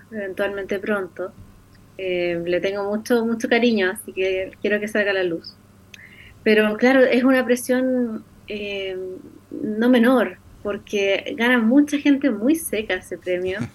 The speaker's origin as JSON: {"language": "Spanish", "region": "Antofagasta", "country": "Chile", "tie": "born or raised there", "said": "yo me crecí en Antofagasta"}